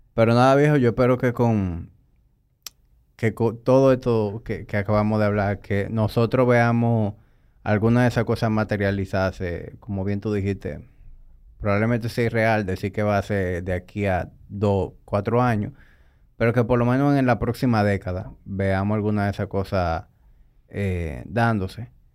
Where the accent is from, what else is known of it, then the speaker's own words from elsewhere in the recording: Dominican Republic; me siento orgulloso de ser dominicano